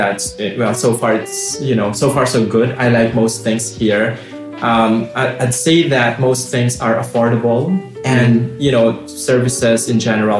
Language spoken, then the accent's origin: English; Philippines; moved away as an adult; also born or lived in Kazakhstan; now in Novosibirsk, Russia; I'm from the Philippines.